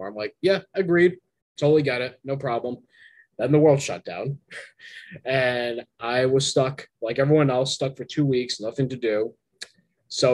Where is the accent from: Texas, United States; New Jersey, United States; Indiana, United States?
New Jersey, United States; moved away; my hometown in New Jersey